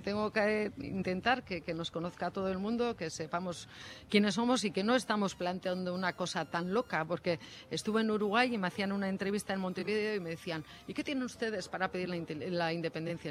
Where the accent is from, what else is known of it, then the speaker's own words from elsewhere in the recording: Basque Country, Spain; me siento sola vasca